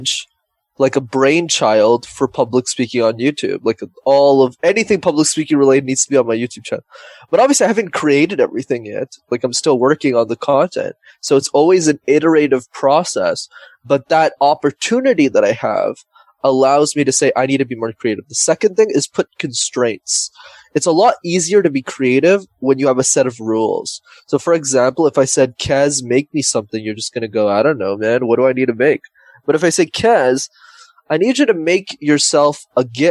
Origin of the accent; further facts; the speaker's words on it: Montreal, Quebec, Canada; born and raised in Montreal, Canada.